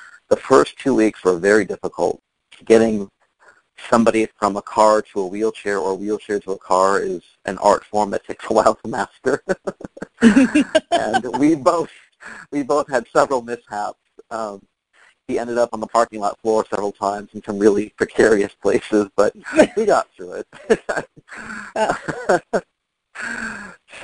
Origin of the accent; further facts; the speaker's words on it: San Diego, California, United States; also born or lived in New York City, United States; now in Fort Lauderdale, United States; I'm from San Diego, but I lived in New York for 17 years